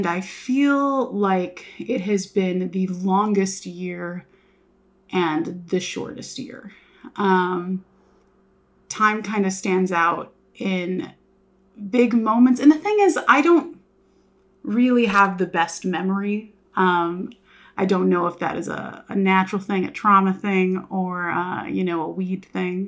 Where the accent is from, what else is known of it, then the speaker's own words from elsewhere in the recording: Houston, Texas, United States; moved away as an adult; also born or lived in Los Angeles, California; now in Norman, United States; I am from Houston, Texas, kind of like cheer mom suburbs. Like, everyone has a pool or a trampoline in their backyard